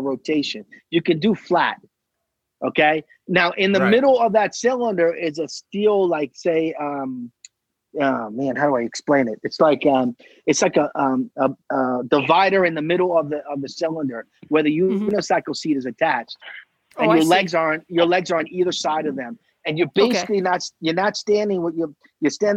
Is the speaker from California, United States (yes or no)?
no; Selden, New York, United States; I grew up in Selden.